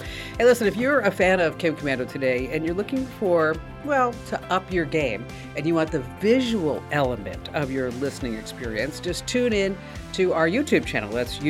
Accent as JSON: {"language": "English", "country": "Ukraine", "said": "And I said, oh, you know, I'm Ukrainian."}